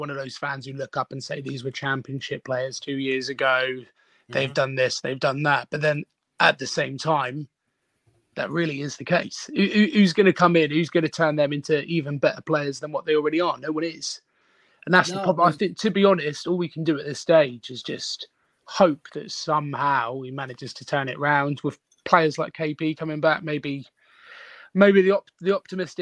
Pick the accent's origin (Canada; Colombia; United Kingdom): United Kingdom; I'm from South Coast.